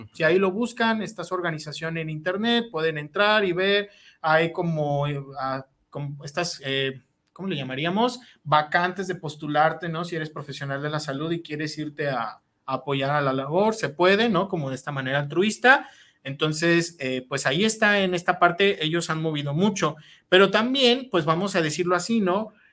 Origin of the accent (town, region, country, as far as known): Mexico